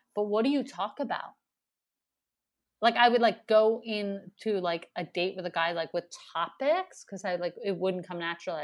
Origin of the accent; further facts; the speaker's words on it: Montreal, Quebec, Canada; Like, I'm from Montreal, and then getting the festival, it's like people don't really know that. You know, you get the festival here, and then it's like I actually have this whole history in Montreal